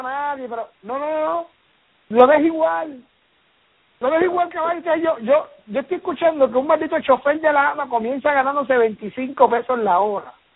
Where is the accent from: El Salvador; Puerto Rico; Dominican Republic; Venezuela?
Puerto Rico; nosotros que somos puertorriqueños sabemos